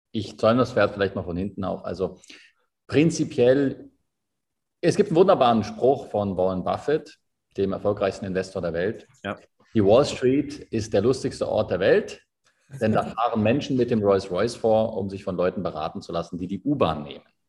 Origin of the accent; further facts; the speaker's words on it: Berlin, Germany; moved away as an adult; also born or lived in Dubai; now in Switzerland; Ich bin gebürtiger Berliner, bin äh, vor bin jetzt 33, bin vor zehn Jahren in die Schweiz ausgewandert